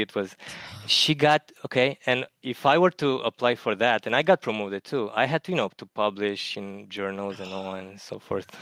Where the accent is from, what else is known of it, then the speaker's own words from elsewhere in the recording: Romania; English is a second language; moved away as an adult; also born or lived in Germany; now in Connecticut, United States; my hometown in Romania